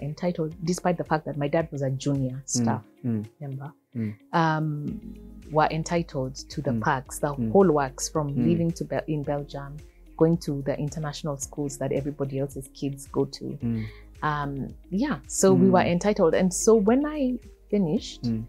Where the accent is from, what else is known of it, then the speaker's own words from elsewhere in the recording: Nairobi, Kenya; We moved from Kariobangi North to Kariobangi South, which is a bit of a more aspirational sort of like side of Eastlands